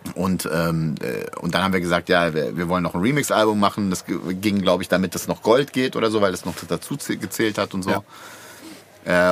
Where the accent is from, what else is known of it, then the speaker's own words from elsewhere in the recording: Bad Pyrmont, Lower Saxony, Germany; das Tropicana war der Club in Bad Pyrmont, wo ich aufgewachsen bin